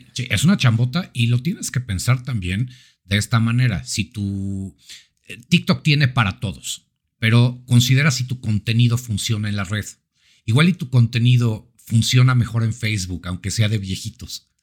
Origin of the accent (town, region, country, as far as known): Mexico